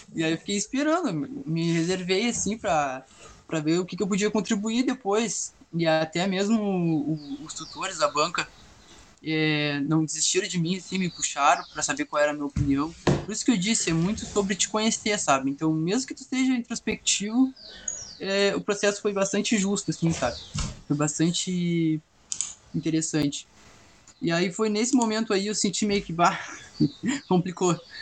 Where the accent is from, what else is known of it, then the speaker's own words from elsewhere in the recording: Pelotas, Rio Grande do Sul, Brazil; Eu sou de Pelotas, eu tenho 19 anos